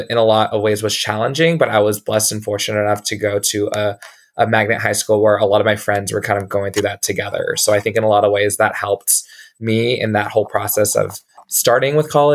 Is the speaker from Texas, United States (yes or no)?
yes; San Antonio, Texas, United States; also born or lived in Houston, Texas; I was born and raised in San Antonio, Texas